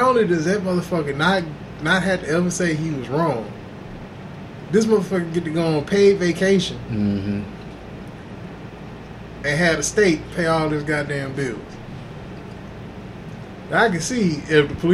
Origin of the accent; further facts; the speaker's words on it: Houston, Texas, United States; also born or lived in Inglewood, California; Before we moved to Texas